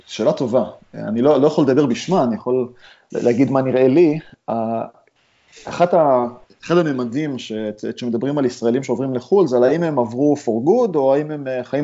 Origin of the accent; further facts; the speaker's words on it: Ramat Gan, Tel Aviv District, Israel; now in San Francisco, United States; תשמע, אני מרמת גן, אבל אני מהחלק המגניב של רמת גן, זה קרוב לבורסה.